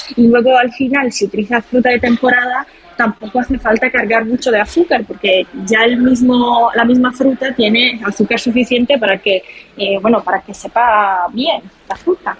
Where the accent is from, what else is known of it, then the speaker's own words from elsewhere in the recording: Palermo, Sicily, Italy; accent: Italian; Spanish is a second language; moved away as an adult; now in Madrid, Spain; yo también quizás se nota por mi acento. Eh, soy italiana, soy de Sicilia